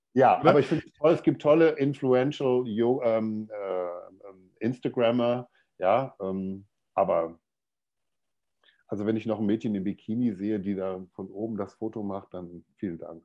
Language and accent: German; Dortmund, North Rhine-Westphalia, Germany; ich komme aus Deutschland, aus dem Ruhrgebiet, aus Dortmund. Also ich bin so ein Kohlenpott, äh, ein Kohlenpott-Kind, wie man das so schön sagt bei uns.